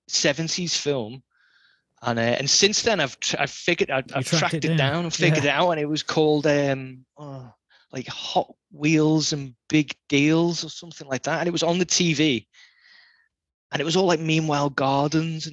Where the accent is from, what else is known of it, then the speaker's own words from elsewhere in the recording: the Wirral, North West England, United Kingdom; I grew up on the Wirral, just over the Mersey.